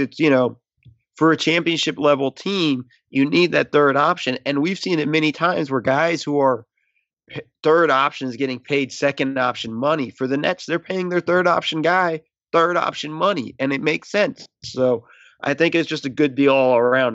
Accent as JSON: {"language": "English", "country": "United States", "tie": "born or raised there", "first_language": "English", "said": "I was born here in the States, my native tongue is English"}